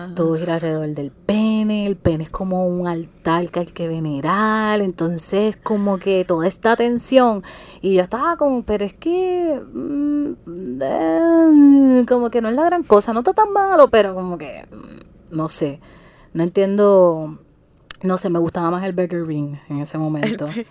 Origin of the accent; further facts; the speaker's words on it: Guayama, Puerto Rico; yo soy de Guayama